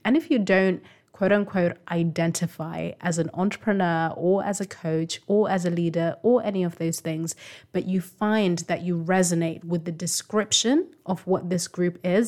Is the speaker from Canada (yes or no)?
no; Zimbabwe; first language Shona; English is a second language; moved away; I still speak my language, I mean, it's my first language, Shona